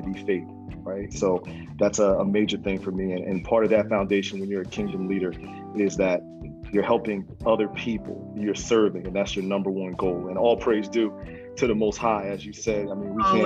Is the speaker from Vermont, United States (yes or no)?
no; Trenton, New Jersey, United States; born and raised in Trenton, New Jersey. I still reside in New Jersey today.